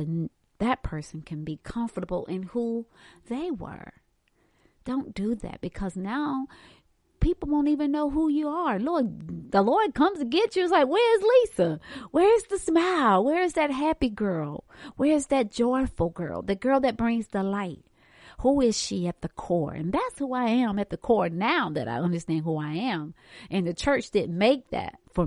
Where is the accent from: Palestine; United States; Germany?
United States; Hartsville, South Carolina; moved away as an adult; also born or lived in Charlotte; I'm from Hartsfield, South Carolina. We don't have skyscrapers there.